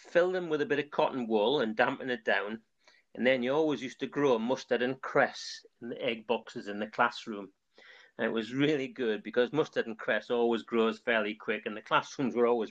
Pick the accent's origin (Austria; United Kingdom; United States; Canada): United Kingdom; North Seaton Colliery, North East England; I was born in North Seton Colliery and lived there a lot of my younger life